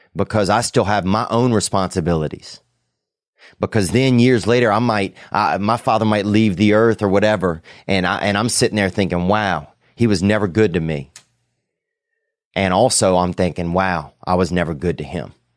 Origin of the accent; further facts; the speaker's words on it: the South, United States; I grew up in the South